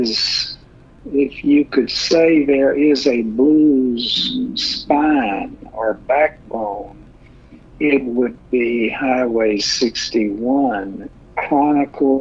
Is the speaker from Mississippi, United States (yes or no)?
yes; Mississippi, United States; many of those markers are in my home state in Mississippi.